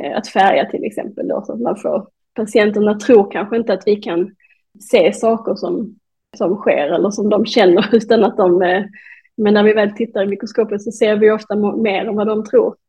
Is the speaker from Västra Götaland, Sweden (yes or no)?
no; Malmö, Skåne, Sweden; moved away as an adult; also born or lived in Denmark / Norway; då har jag flyttat tillbaka till Malmö där jag kommer ifrån